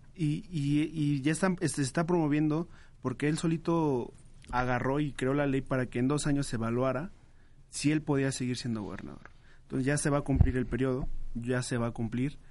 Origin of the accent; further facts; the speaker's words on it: Teotihuacán, State of Mexico, Mexico; Yo soy de Teotihuacán, del estado